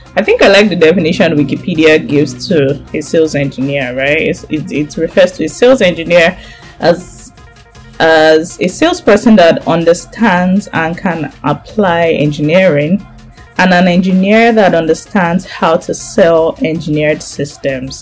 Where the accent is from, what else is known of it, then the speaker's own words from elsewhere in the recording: Nigeria; Nigeria, my home country